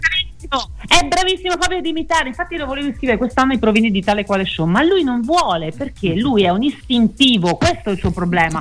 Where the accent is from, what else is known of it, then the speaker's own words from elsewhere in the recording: Veneto, Italy; Sono risalita su in Veneto, perché io sono veneta.